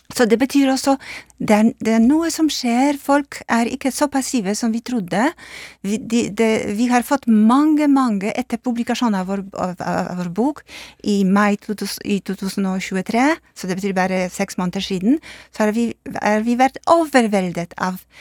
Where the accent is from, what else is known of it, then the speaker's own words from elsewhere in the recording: Poland; Norwegian is a second language; moved away; jeg er polsk